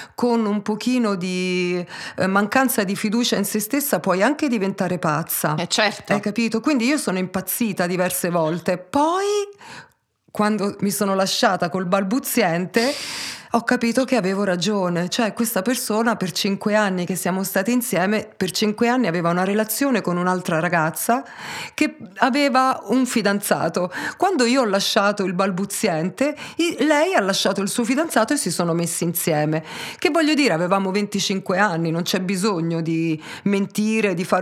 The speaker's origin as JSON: {"language": "Italian", "town": "Taranto", "region": "Apulia", "country": "Italy", "tie": "born or raised there", "also_born_or_lived": "Pisa", "said": "io sono nata mm, a Pisa eh, da mamma belga e papà tarantino, ma il mio papà, quando avevo un anno e mezzo, purtroppo è morto e mia madre non ha retto benissimo il colpo, quindi mi ha lasciata a me e a mio fratello, di un anno e tre mesi più grande, dai miei nonni a Taranto"}